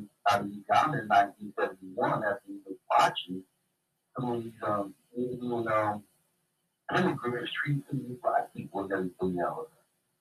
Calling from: Springfield, Missouri, United States; Al from Springfield, Missouri.

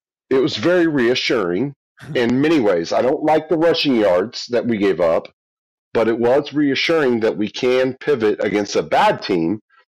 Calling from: Oklahoma City, Oklahoma, United States; Oklahoma City.

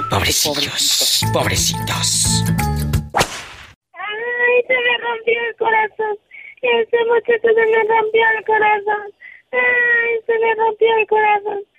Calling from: Washington, United States

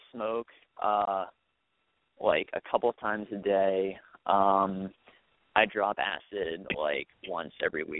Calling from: Michigan, United States; I go to the University of Michigan.

